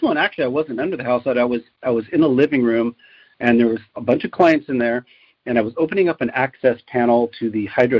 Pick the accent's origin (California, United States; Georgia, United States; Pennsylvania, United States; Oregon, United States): California, United States; Aptos; I grew up in Santa Cruz County, specifically in Aptos.